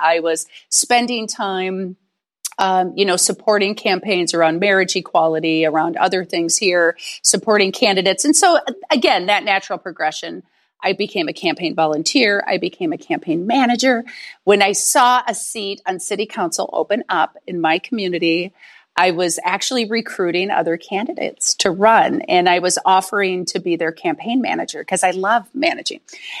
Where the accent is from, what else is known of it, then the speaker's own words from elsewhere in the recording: St. Paul, Minnesota, United States; I'm actually originally from St. Paul, Minnesota, and Duluth is 2 hours north of St. Paul, Minneapolis.